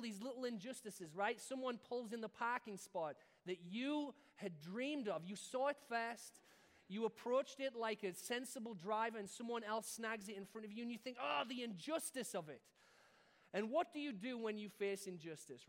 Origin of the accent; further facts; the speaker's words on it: United Kingdom; being British